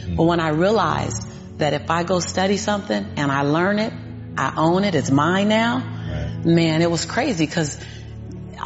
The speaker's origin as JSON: {"language": "English", "town": "Los Angeles", "region": "California", "country": "United States", "tie": "born or raised there", "said": "born and raised in South Central"}